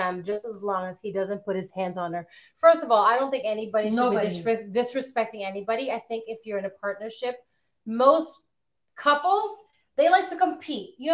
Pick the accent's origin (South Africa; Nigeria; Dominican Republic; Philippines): Philippines; moved away as an adult; also born or lived in Canada; I came when I was 11. I left when I was 14 to move back to the Philippines. Came back when I was 21.